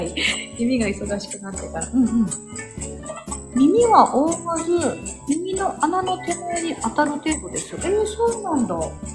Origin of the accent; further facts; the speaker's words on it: Osaka, Japan; accent: Kansai; moved away as an adult; also born or lived in Tokyo; 私は大阪生まれ、大阪育ちです。